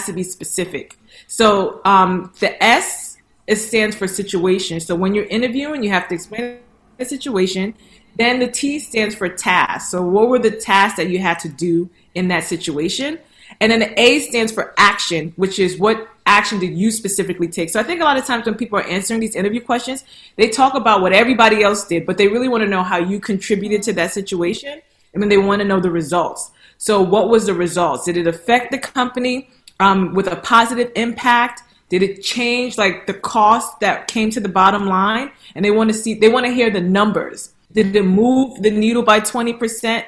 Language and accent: English; New York, United States; moved away as an adult; also born or lived in Nigeria; now in Dallas, United States; I am a New Yorker. I am a New Yorker at heart